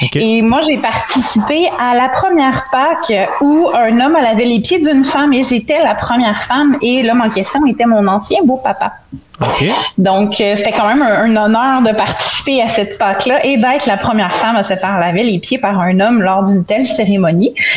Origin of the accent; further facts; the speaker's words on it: Montreal, Quebec, Canada; also born or lived in Saint-Jean-sur-Richelieu; suis née à Montréal.